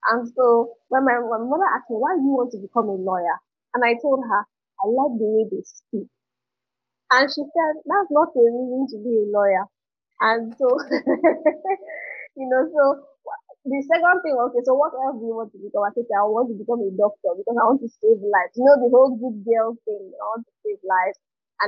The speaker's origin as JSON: {"language": "English", "town": "Port Harcourt", "region": "Rivers State", "country": "Nigeria", "tie": "born or raised there", "moved": "as an adult", "lives_now": "Lagos, Nigeria", "said": "I grew up in Port Harcourt."}